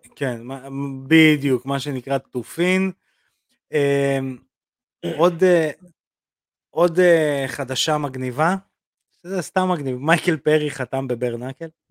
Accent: Belarus; now in Israel; אני רוסי. אה, בלרוסיה, אבל אותו דבר

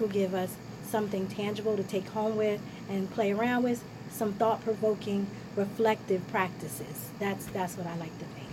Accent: Ewing Township, New Jersey, United States; we grew up in Ewing

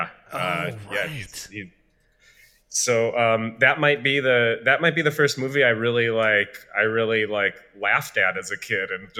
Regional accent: Albuquerque, New Mexico, United States; now in Chicago, United States; I'm from Albuquerque

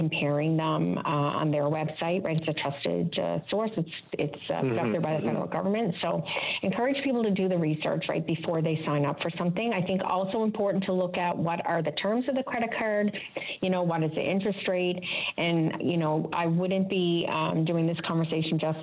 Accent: Newfoundland and Labrador, Canada; we're all familiar from Newfoundland

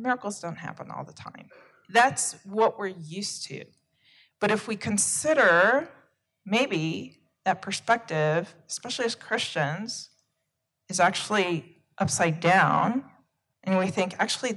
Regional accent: United States; I'm originating from the United States

